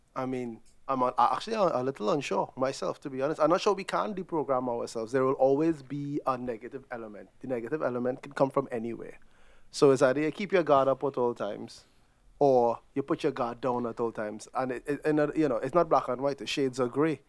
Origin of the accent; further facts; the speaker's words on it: Trinidad & Tobago; moved away; growing up in Trinidad